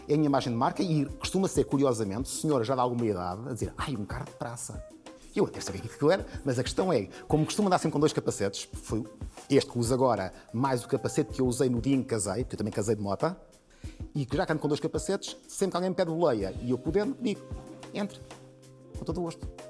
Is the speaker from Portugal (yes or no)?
yes; Portugal; enquanto português